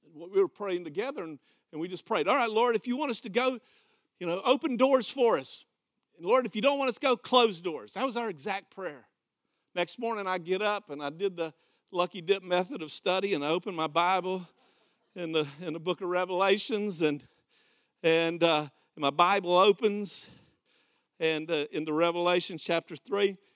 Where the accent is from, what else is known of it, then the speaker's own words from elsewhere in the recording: Okeechobee, Florida, United States; I'm from Okeechobee, Florida.